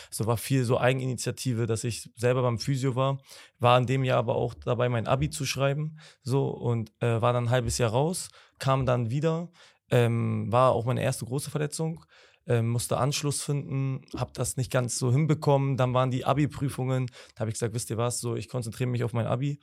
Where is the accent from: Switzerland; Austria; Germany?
Germany; Bremen; moved away as an adult; now in Hamburg, Germany; ich bin gebürtiger Bremer. Ähm, habe da auch ganz normal das Prozedere Schule, Fußballverein und so